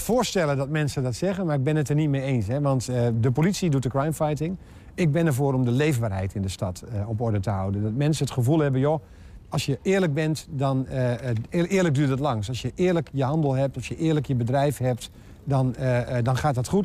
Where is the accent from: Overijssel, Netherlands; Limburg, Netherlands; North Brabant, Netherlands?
Overijssel, Netherlands; Enter; also born or lived in Almelo; ik ben geboren en getogen in Enter, net eventjes verderop